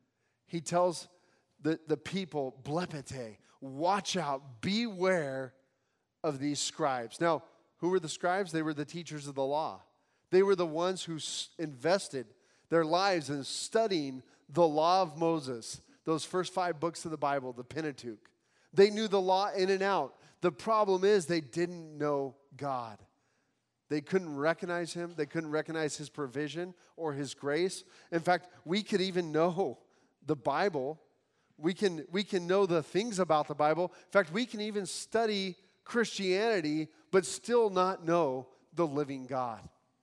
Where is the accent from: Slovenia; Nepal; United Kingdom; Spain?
Nepal; now in United States; I came from Nepal, seeing Hinduism and, you know, firsthand.